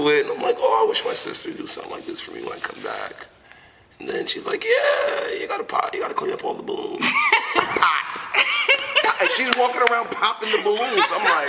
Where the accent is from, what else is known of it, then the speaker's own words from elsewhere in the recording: New York City, New York, United States; being born and raised in New York City